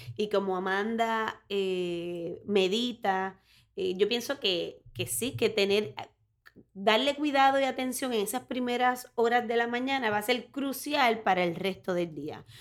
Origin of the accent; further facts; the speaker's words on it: Orocovis, Puerto Rico; soy de Orocovis, soy del campo de Puerto Rico